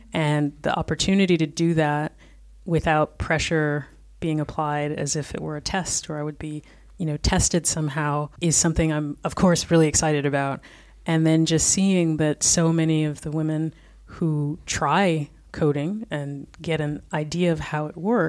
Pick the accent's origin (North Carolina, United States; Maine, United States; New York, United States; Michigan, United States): New York, United States; New York City; moved away as an adult; now in Berlin, Germany; I'm from Brooklyn originally